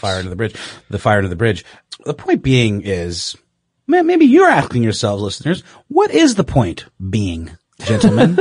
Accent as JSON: {"language": "English", "town": "Augusta", "region": "Georgia", "country": "United States", "tie": "born or raised there", "moved": "yes", "said": "my hometown of Augusta, Georgia"}